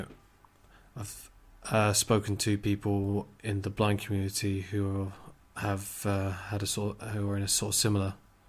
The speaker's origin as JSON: {"language": "English", "town": "Weymouth", "region": "South West England", "country": "United Kingdom", "said": "I guess I ask it as a person who's... from Weymouth, another seaside town."}